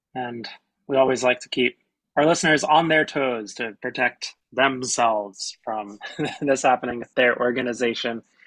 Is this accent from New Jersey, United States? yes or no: yes; South Mountain Reservation area, New Jersey, United States; that's my hometown south mountain reservations with in walking distance from where i grew up